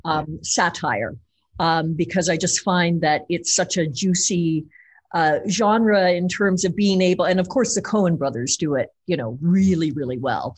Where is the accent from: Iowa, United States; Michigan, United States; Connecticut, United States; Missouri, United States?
Missouri, United States; I grew up in Tornado Alley, um, in Missouri